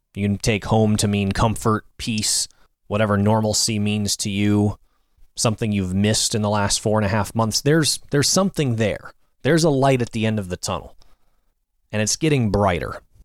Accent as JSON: {"language": "English", "town": "Annandale", "region": "Virginia", "country": "United States", "tie": "born or raised there", "said": "my hometown of Annandale, Virginia"}